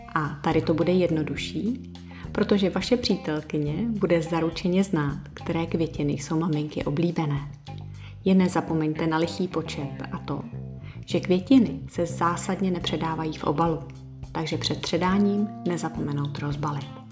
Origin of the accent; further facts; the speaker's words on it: Bohemia, Czechia; u nás v Čechách